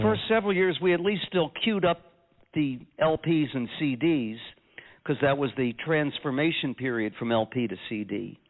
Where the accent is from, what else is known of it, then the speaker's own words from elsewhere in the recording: Canada; now in Westmont, United States; And the CA tells you that when I'm making my shows in Westmont, New Jersey, that I'm Canadian.